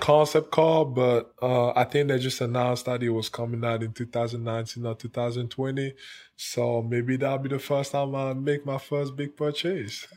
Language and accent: English; Cameroon; now in United States; growing up in Cameroon, it was, it was hard